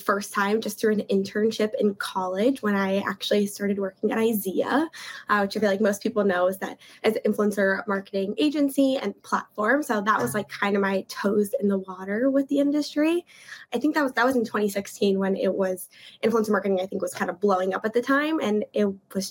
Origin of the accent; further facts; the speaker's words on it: Florida, United States; also born or lived in New York / New Jersey; for the most part, I grew up in Florida